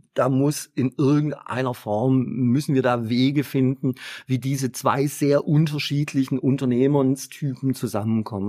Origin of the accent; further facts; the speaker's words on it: Stuttgart, Baden-Württemberg, Germany; accent: Swabian; geboren in Stuttgart, was ihr gleich auch im äh, Dialekt hören könnt.